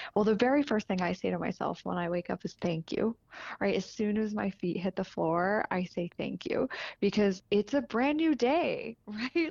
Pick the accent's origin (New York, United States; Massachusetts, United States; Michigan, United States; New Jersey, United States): New Jersey, United States; northern; now in Denver, United States; I'm from New Jersey, so, and my sister lives right near the beach, but northern New Jersey